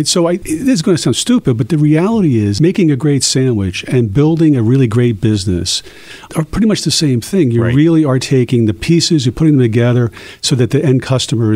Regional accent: Philadelphia, Pennsylvania, United States; a kid growing up in Philly

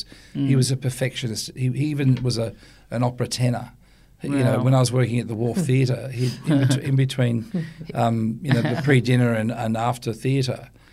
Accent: Sydney, New South Wales, Australia; also born or lived in Ku-ring-gai Chase National Park / Victoria / Europe; I grew up in Watson's Bay essentially, but we had a beautiful big house in the Ku'ring'ar National Park, and we lived in the countryside in Victoria, and we lived, you know, in tiny villages in Europe

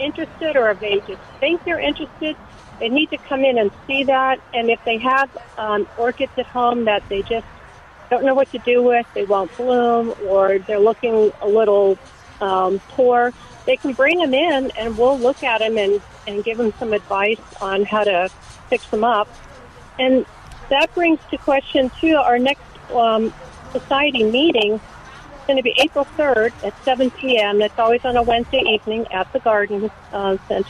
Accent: San Diego, California, United States; now in San Antonio, United States; I'm from San Diego

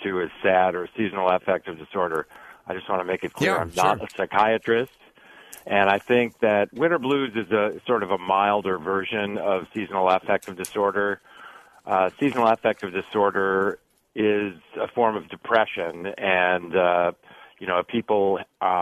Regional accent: outside of Chicago, Illinois, United States; moved away as an adult; also born or lived in California; now in Stanford, United States; I grew up outside of Chicago

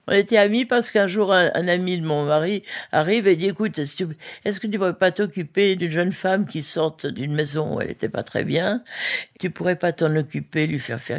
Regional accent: Geneva, Switzerland; je venais de la Suisse bien propre. À Genève, même pendant la guerre, il n'y avait pas de clochards

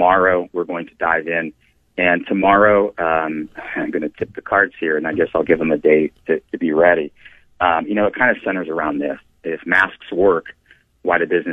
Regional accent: Ashland, Ohio, United States; I was born and raised in Ashland, Ohio

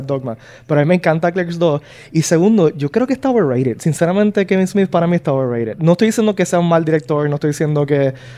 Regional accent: Puerto Rico; somos puertorriqueños

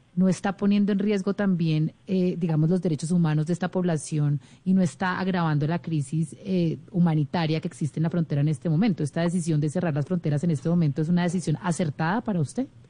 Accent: Venezuela; como venezolano

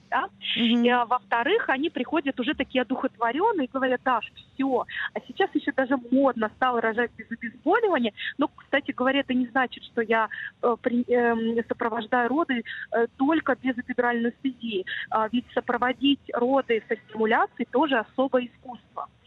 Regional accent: Minsk, Belarus; moved away; такой вот у нас Минск был маленький, я сама родом из Минска

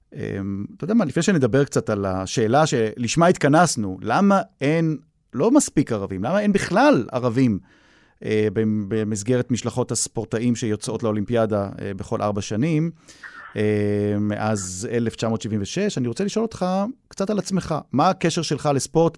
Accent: Jaffa, Tel Aviv District, Israel; אני הילד מיפו, מהמיעוט הערבי

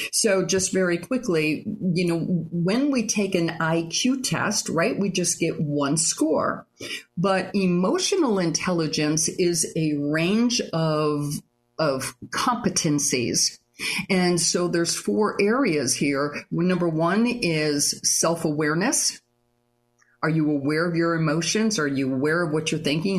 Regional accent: Michigan, United States; moved away as an adult; also born or lived in Fort Lauderdale, Florida; now in St. Augustine, United States; I grew up in Michigan. I went to college in Michigan.

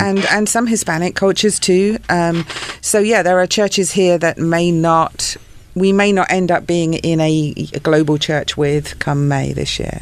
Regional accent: England, United Kingdom; moved away; grew up in England

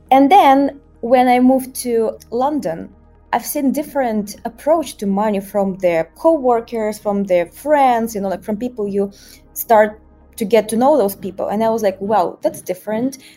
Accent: Russia; moved away as an adult; also born or lived in Moscow; now in Rio de Janeiro, Brazil; But uh, originally I'm from Russia and um, I spent 15 years working in banking around the world. I started my career in Moscow

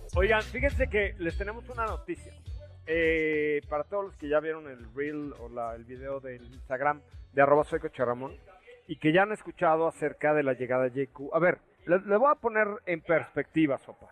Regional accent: Mérida, Yucatán, Mexico; Yo dije que venía de Mérida, Yucatán, porque soy yucateco

